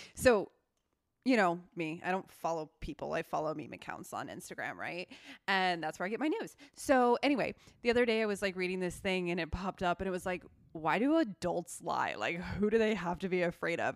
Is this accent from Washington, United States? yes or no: yes; Seattle, Washington, United States; moved away; I'm from Seattle